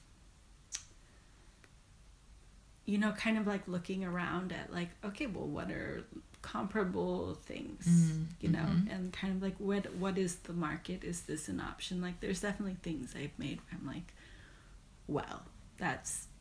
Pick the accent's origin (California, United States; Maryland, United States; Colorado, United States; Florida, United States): California, United States; Marin; moved away as an adult; also born or lived in San Francisco, California; now in Oakland, United States; I'm from Marin.